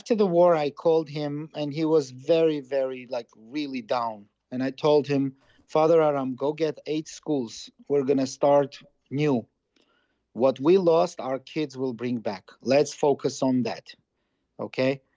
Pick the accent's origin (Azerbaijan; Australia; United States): Azerbaijan; Karabakh; I'm from Karabakh. Yeah, you have to understand. I'm Karabakhtsi.